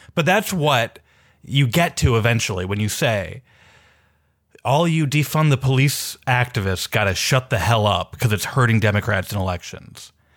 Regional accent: Minneapolis, Minnesota, United States; I'm from Minneapolis. I grew up in Minneapolis in the city.

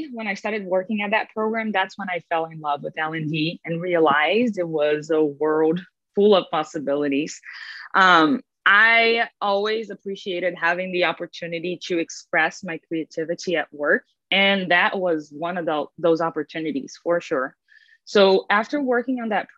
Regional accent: Brazil; moved away as an adult; now in United States; I'm originally from Brazil, born and raised there, spent my whole life there

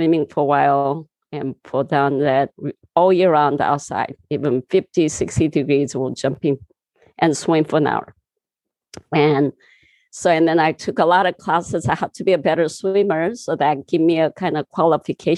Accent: southern Korea, South Korea; English is a second language; moved away as an adult; also born or lived in California; now in United States; I was born in Korea, southern part of a little town. And, you know, I just grew up very natural, neural

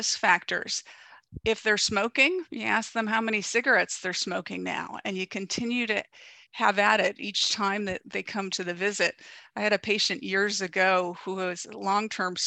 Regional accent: Ohio, United States; now in Southern California, United States; I'm from the Midwest. I know beef and potatoes. Grew up in Ohio.

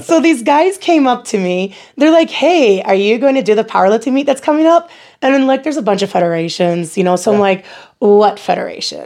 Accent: Battle Creek, Michigan, United States; accent: American; moved away as an adult; now in Nebraska, United States; I'm originally from Battle Creek, Michigan

